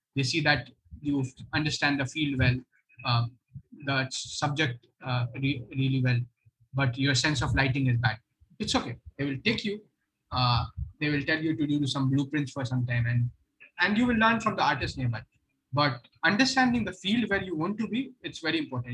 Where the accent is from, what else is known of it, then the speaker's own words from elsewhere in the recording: Purnia, Bihar, India; moved away; I come from Purnia, it's okay. in Bihar